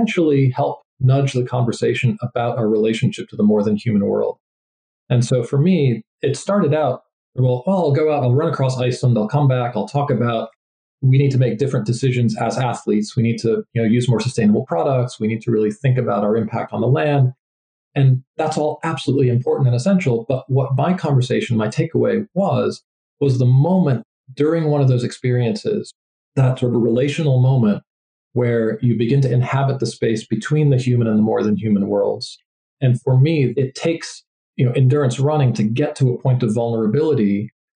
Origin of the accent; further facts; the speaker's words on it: New England, United States; I grew up in New England in the US